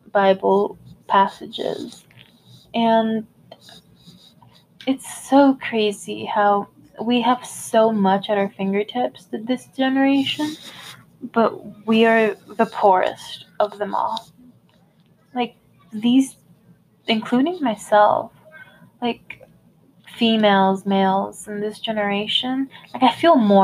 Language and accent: English; United States; I was born here in the United States. Like, I have Hispanic parents